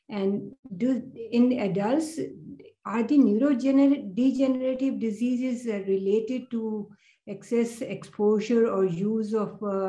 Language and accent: English; New York, United States; I'm from New York